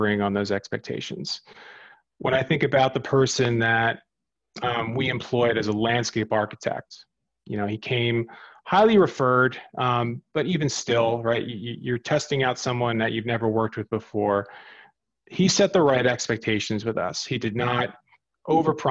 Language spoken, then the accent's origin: English; New Jersey, United States; moved away as an adult; also born or lived in New York / Sydney, Australia; I grew up in New Jersey, not too far from the quote unquote Jersey Shore